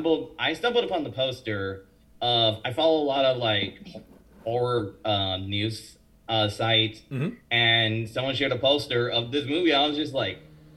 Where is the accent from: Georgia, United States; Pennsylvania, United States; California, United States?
California, United States; moved away; also born or lived in Florida; I grew up in California before going to Florida.